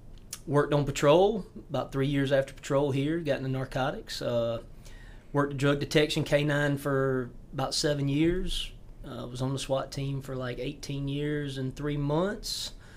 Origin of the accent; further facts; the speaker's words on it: York County, South Carolina, United States; I grew up here in York County